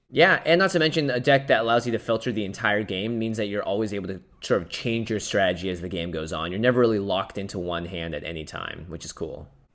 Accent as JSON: {"language": "English", "town": "Seattle", "region": "Washington", "country": "United States", "tie": "born or raised there", "moved": "yes", "said": "I grew up in Seattle."}